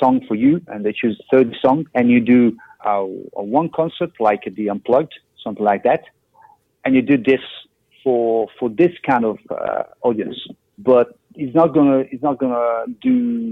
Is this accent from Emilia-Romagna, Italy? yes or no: no; Milan, Lombardy, Italy; Milan, my hometown